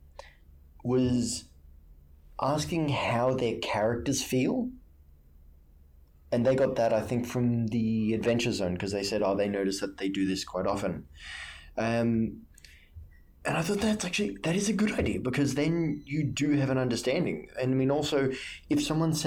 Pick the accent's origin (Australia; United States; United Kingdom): Australia; I'm Australian